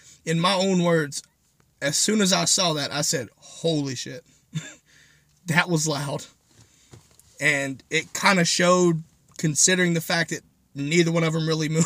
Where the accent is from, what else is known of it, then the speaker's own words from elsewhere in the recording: North Carolina, United States; I'm from North Carolina